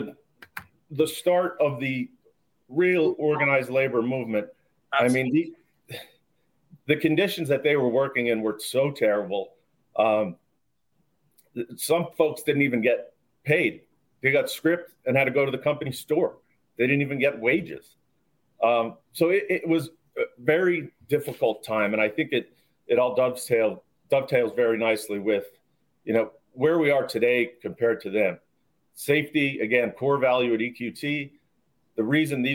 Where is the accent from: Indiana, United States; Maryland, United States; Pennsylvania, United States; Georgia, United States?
Pennsylvania, United States; Schuylkill County; I grew up in the anthracite coal region in Schuylkill County, which is the sort of northeast part of the state